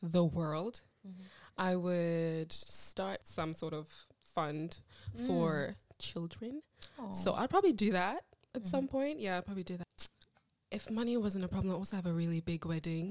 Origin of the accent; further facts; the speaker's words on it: South Africa; moved away; also born or lived in Malawi / Rwanda; I grew up in South Africa